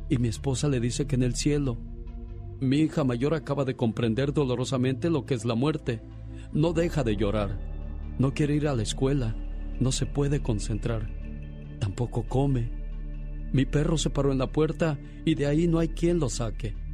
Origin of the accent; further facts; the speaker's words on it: San Juan Mixtepec, Oaxaca, Mexico; now in United States; porque un día Salí de San Juan Mixtepec, Oaxaca. Pero San Juan Mixtepec, Oaxaca nunca salió de mí.